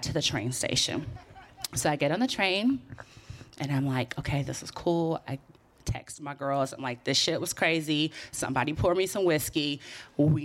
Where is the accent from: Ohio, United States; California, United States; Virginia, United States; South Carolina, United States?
California, United States; Oakland; now in New York, United States; I'm from Oakland.